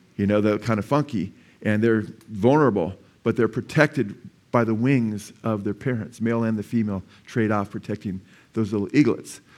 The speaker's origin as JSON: {"language": "English", "town": "Simi Valley", "region": "California", "country": "United States", "tie": "born or raised there", "said": "I was born in Simi Valley"}